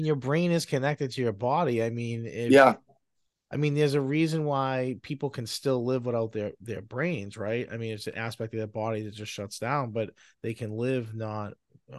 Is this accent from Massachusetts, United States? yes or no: yes; Medford, Massachusetts, United States; we have a Medford connection. I'm from Medford as well